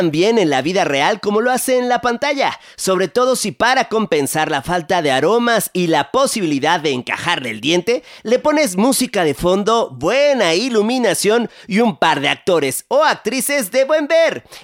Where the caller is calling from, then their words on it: Guadalajara, Jalisco, Mexico; Hola Mariano, soy … de Guadalajara.